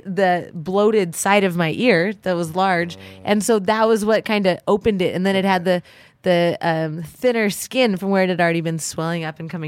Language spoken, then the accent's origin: English; South Pasadena, California, United States; also born or lived in Colorado Springs; I grew up in Southern California.